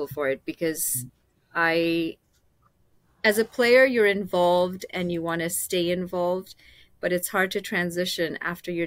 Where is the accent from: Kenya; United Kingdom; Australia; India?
Kenya; now in Canada; I grew up in Kenya